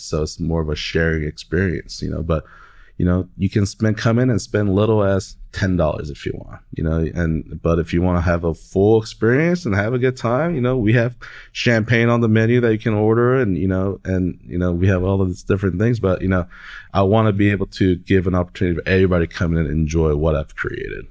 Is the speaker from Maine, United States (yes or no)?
no; Oklahoma City, Oklahoma, United States; I'm from Oklahoma City, down the street from the Stockyards